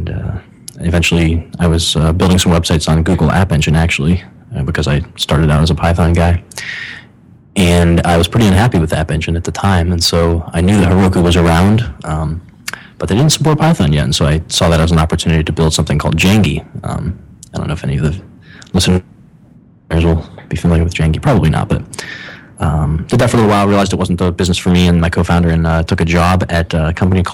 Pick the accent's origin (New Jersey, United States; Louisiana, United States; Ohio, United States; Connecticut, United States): Ohio, United States; moved away as an adult; also born or lived in Illinois / San Francisco; I'm from the Midwest. I actually grew up in Ohio.